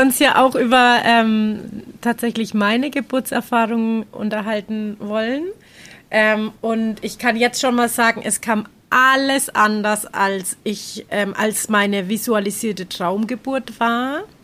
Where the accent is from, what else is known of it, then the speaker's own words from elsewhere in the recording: Germany; now in Nicaragua; bei uns in Deutschland